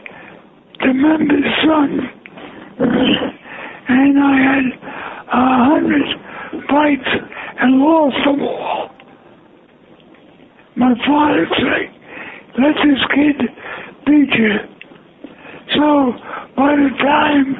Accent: New York City, New York, United States; I'm from the Bronx. Born and raised in the Bronx

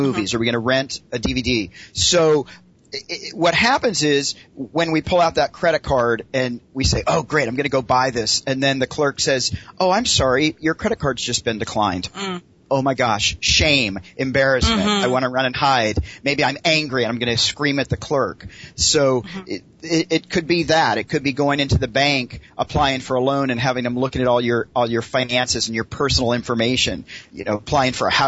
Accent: Tennessee, United States; moved away as an adult; also born or lived in Los Angeles, California; now in Los Angeles area, United States; I grew up in Tennessee

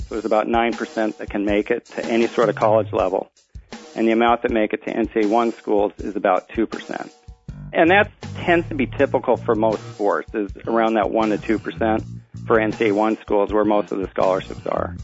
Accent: Seattle, Washington, United States; now in Washington, D.C., United States; I'm from Seattle originally and moved to Washington D.C

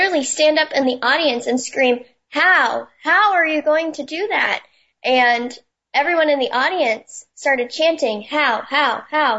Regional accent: New Hampshire, United States; I'm from New Hampshire, which is the first of the nation primary state.

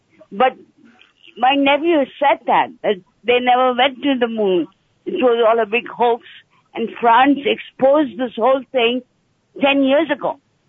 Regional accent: India; now in England; I was in 1969. I came from India to England, and I watched the whole landing that 1969.

